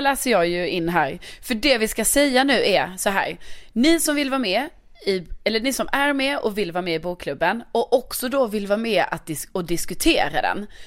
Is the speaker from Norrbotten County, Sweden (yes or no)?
no; Lund, Skåne, Sweden; moved away; min hemstad Lund